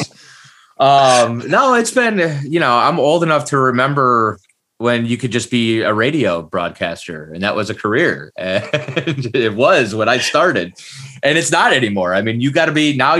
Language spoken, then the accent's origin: English; Cleveland, Ohio, United States; moved away as an adult; also born or lived in Detroit; now in Orlando, United States; I grew up in Cleveland, Ohio